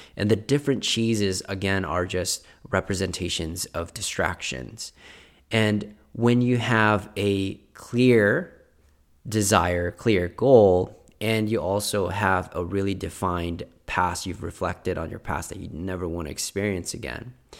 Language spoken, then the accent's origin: English; Philippines; moved away; I was born in Philippines.